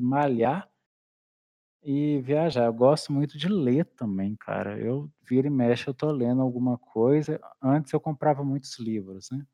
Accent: Minas Gerais, Brazil; also born or lived in Belo Horizonte; eu sou mineiro, né? Uai, no interior Uai. de Minas. eu nasci em Belo Horizonte

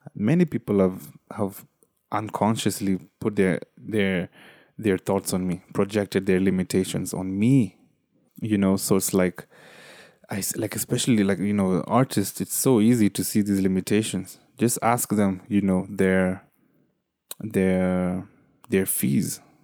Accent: Kenya; as a Kenyan, you know, as a third, third worldian

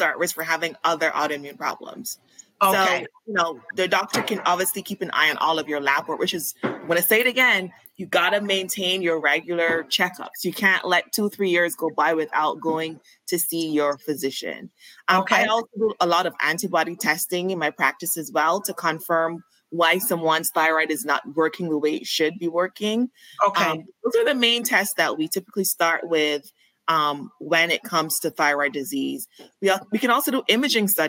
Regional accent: Barbados; moved away as an adult; now in Atlanta, United States; I'm from Barbados. So I moved here for school and I ended up loving it. So I stayed here. Been here for over 14 years

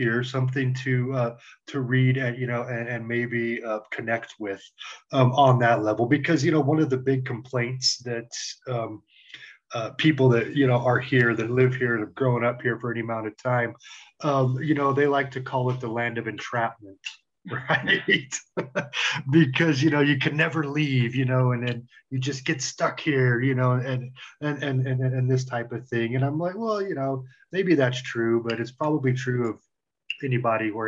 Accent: Roswell, New Mexico, United States; also born or lived in Lubbock, Texas; now in Albuquerque, United States; I grew up in Roswell, around there

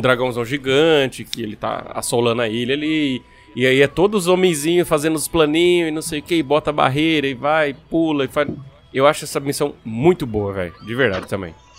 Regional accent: Brazil; nós somos brasileiros

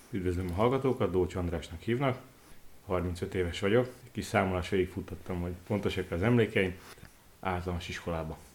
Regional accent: Košice, Košice Region, Slovakia; also born or lived in Bodrogköz / Kiskövesd; kassán folytatták. Ennek hozadékaként én már ott születtem

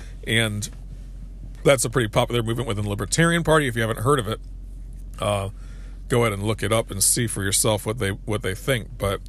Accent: New England, United States; also born or lived in New York; I'm a real New Englander. I was born in New York, but I grew up in New England.

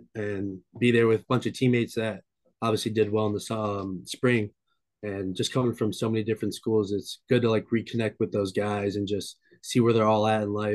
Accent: North Olmsted, Ohio, United States; I attend St. Ignatius High School in Cleveland, Ohio, and I'm from North Olmsted, Ohio. I live in North Olmsted, Ohio

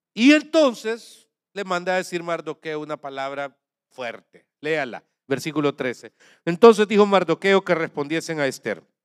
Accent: Santa Ana, El Salvador; lo digo como santaneco salvadoreño

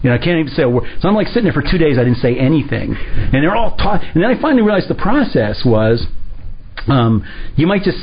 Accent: Armonk, New York, United States; now in Miami, United States; When I was a kid, I grew up in Armonk, New York, and I played Little League there

